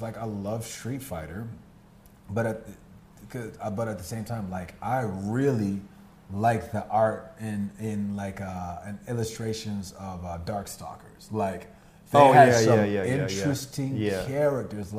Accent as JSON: {"language": "English", "country": "United States", "said": "I'm American"}